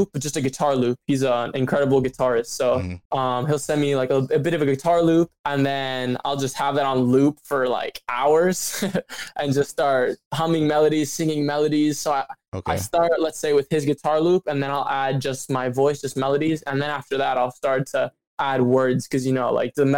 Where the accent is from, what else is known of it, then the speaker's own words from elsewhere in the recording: Glenview, Illinois, United States; I grew up just north of Chicago in a suburb called Glenview